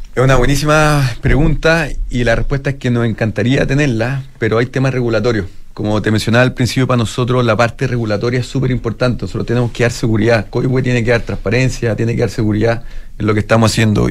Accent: Chile; como chilenos

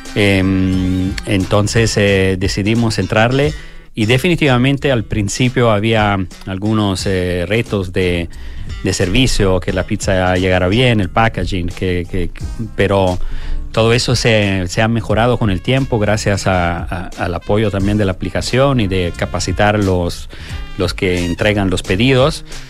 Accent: Italy; moved away; yo que soy italiano

